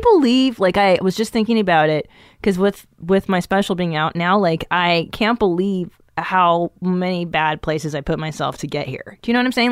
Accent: Los Angeles, California, United States; also born or lived in Encino / Tarzana / West Hills / Canoga Park; I grew up in the San Fernando Valley

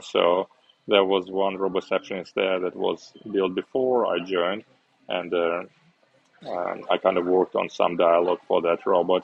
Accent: Uzbekistan; moved away as an adult; also born or lived in Moscow, Russia / Hong Kong; now in Osaka, Japan; I was born in Uzbekistan um, during the Soviet Union time still, and um, uh, after high school I studied at university in Russia in Moscow

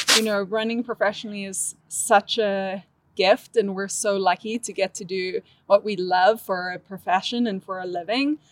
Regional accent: Cape Town, Western Cape, South Africa; moved away as an adult; also born or lived in Arkansas, United States; now in Boulder, United States; born and raised in Cape Town, South Africa, got a scholarship to run at the University of Arkansas.

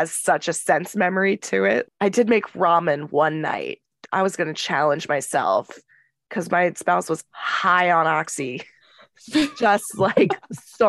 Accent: North Carolina, United States; moved away; I'm from North Carolina

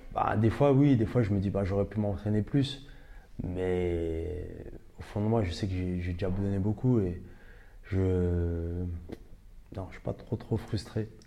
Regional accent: Ivry-sur-Seine, Île-de-France, France; on a grandi ensemble à Ivry

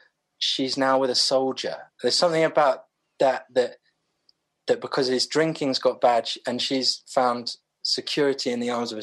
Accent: London, United Kingdom; I grew up in Clapham

